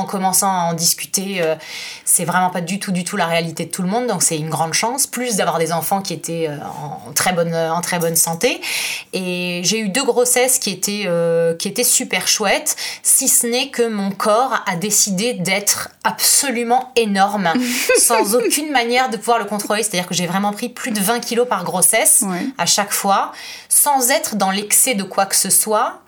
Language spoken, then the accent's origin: French; France; moved away as an adult; now in Florence, Italy; je suis française, je vis en Italie depuis 9 ans